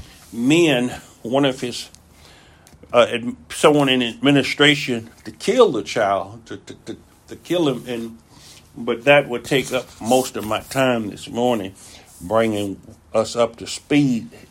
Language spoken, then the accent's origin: English; United States; being American